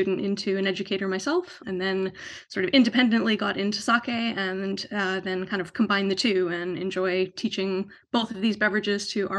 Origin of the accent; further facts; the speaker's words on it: Canada; also born or lived in San Francisco; now in London, United Kingdom; So I live in London in the UK, but as you can tell from my accent, I'm not originally from here. So I'm from Canada, but have lived in various places around the world and settled here about 7 years ago.